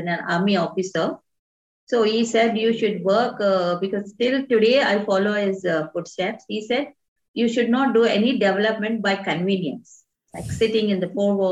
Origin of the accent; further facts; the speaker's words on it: Hyderabad, Telangana, India; I come from Hyderabad. I've done all my education in Hyderabad.